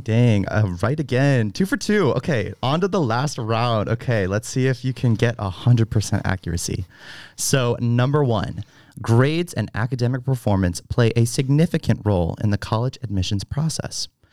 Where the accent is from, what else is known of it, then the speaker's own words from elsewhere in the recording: Fredericksburg, Virginia, United States; I am from Fredericksburg, Virginia